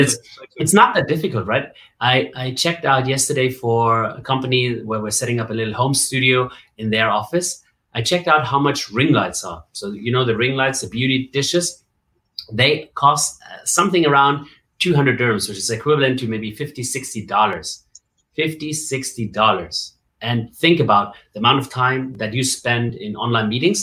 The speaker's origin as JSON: {"language": "English", "region": "Bavaria", "country": "Germany", "tie": "born or raised there", "moved": "as an adult", "lives_now": "Dubai, United Arab Emirates", "said": "So I grew up in Germany, right? Born and raised in Germany, and I I had a really good time in Bavaria"}